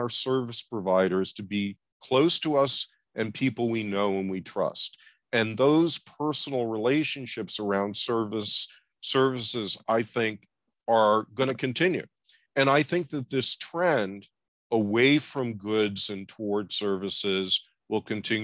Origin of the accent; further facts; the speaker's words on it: New York, United States; I grew up in New York, late 1950s, early 1960s